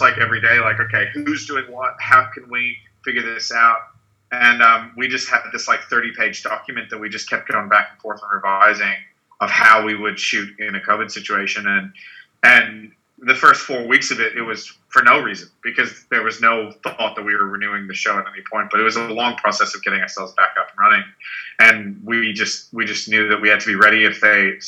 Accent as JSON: {"language": "English", "town": "Melbourne", "region": "Victoria", "country": "Australia", "tie": "born or raised there", "also_born_or_lived": "United States / Los Angeles", "moved": "as an adult", "said": "I'm from the States originally, grew up in Melbourne, like end of high school, went to uni in Melbourne, and then moved to Los Angeles"}